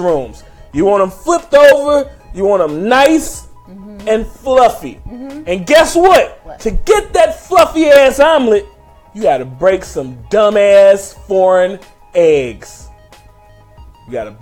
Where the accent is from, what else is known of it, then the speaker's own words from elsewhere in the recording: United States; I'm an American